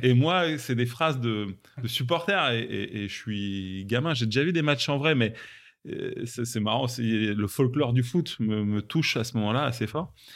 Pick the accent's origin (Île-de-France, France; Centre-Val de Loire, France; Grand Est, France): Île-de-France, France; Rungis; j'ai grandi à Rungis, en, banlieue euh, parisienne